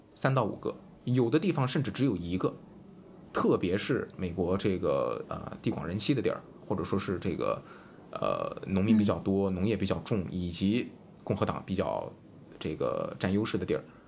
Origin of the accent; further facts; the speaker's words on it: Qingdao, Shandong, China; 我是青岛人